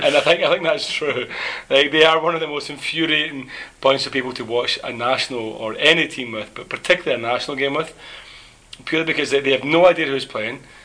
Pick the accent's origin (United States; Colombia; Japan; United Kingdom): United Kingdom; Scotland; as Scottish people